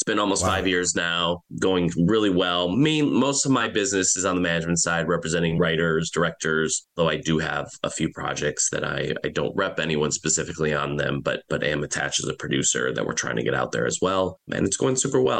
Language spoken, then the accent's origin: English; Michigan, United States; moved away as an adult; now in Los Angeles, United States; I'm originally from Michigan, came out to LA about 18 years ago